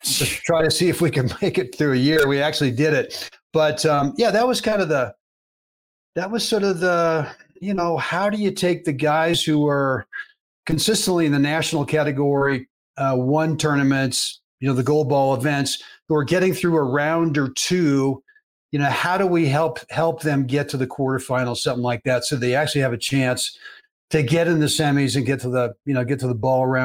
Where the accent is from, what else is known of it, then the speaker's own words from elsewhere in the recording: Berkeley, California, United States; I played a lot of baseball as a kid growing up in Berkeley, California